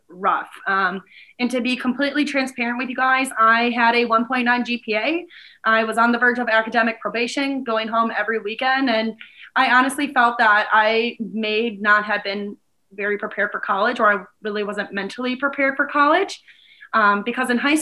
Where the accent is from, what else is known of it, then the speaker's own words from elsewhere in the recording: Milwaukee, Wisconsin, United States; also born or lived in Fond du Lac, Wisconsin / Madison, Wisconsin; now in Green Bay, United States; I am originally from Milwaukee, Wisconsin